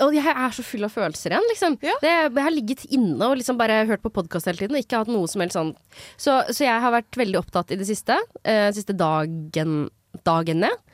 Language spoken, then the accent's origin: Norwegian; Finnmark, Norway; moved away; jeg er født i Finnmark.